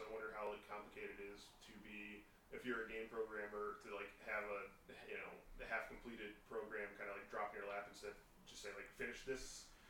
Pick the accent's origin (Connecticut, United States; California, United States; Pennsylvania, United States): Connecticut, United States; born or raised there